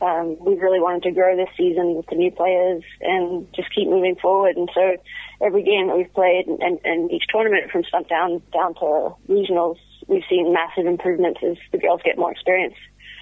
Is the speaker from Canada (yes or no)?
yes; Canada; moved away as an adult; now in Seattle, United States; I moved out from Canada to Seattle about 2 years ago